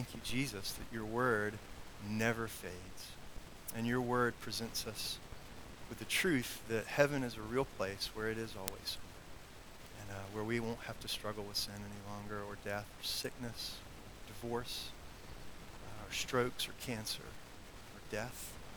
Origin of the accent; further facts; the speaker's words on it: South Carolina, United States; now in Roanoke, United States; where I grew up in South Carolina